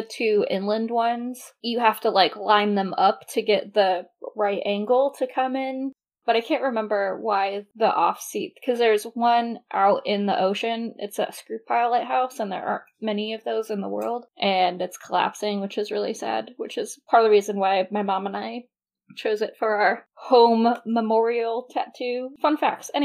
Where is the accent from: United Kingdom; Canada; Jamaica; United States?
United Kingdom; England; where I grew up in England, the house is on a corner